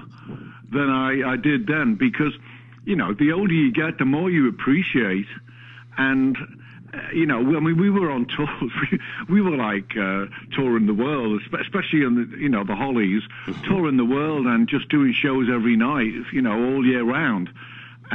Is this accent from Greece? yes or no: no; Liverpool, North West England, United Kingdom; I was born and raised in Liverpool, in an area called Allerton